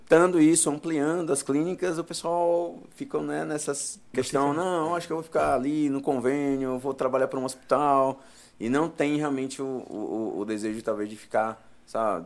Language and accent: Portuguese; Floriano, Piauí, Brazil; moved away as an adult; now in São Paulo, Brazil; Na verdade, eu nasci no Piauí, sou natural de Floriano